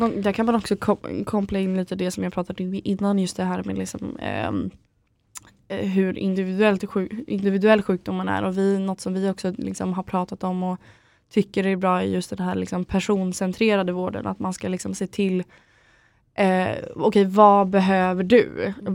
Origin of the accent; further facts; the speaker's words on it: Örnsköldsvik, Västernorrland County, Sweden; moved away as an adult; now in Stockholm, Sweden; jag kommer från Örnsköldsvik i grunden, mm. mm. eh, uppe i Norrland. Eh, och flyttade till Stockholm efter jag hade tagit studenten